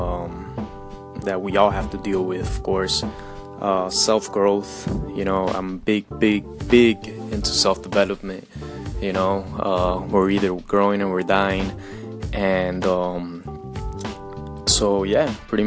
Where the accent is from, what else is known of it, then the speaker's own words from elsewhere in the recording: Colombia; moved away; I grew up in Colombia, you know, very Latin American country